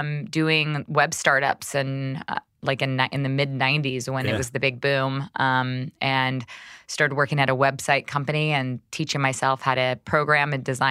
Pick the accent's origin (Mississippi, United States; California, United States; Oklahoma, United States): Oklahoma, United States; Vinita; born there; So I was born in Vinita, Oklahoma. Mm-hmm. So very small town in Oklahoma.